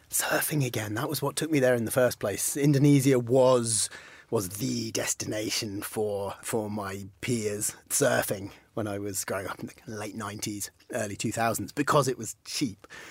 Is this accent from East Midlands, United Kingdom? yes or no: no; Penzance, South West England, United Kingdom; I'm from Cornwall. I'm from as far west as you can go, pretty much. I was born in Penzance